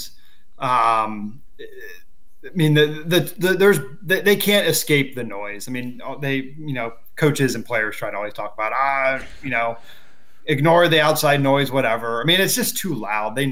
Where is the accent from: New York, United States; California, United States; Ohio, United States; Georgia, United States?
Ohio, United States; I'm born and raised in Ohio.